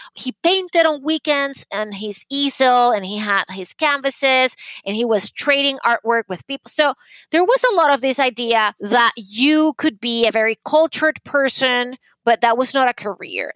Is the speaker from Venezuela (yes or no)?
yes; Caracas, Capital District, Venezuela; English is a second language; moved away as an adult; now in New York City, United States; when I was growing up in Caracas